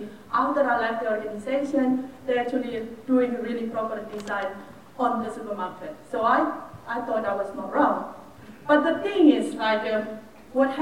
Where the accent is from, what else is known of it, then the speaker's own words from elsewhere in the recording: Indonesia; I was born and raised in Indonesia, but I did a bit of my work and then my study overseas.